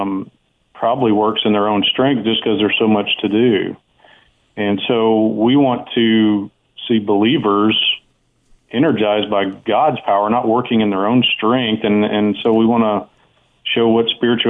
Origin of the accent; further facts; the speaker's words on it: Arkansas, United States; Yes, I'm from Arkansas originally